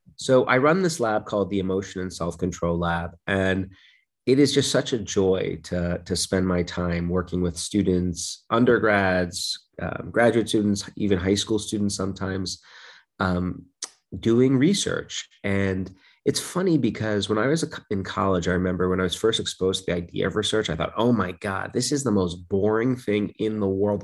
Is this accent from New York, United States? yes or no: yes; New York City, New York, United States; now in Michigan, United States; I grew up in Brooklyn, New York